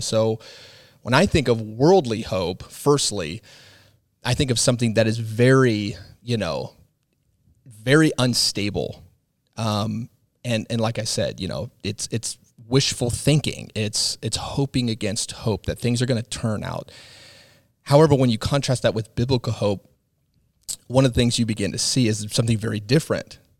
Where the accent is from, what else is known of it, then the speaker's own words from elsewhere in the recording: Midwest, United States; as an American, you know, raised in the Midwest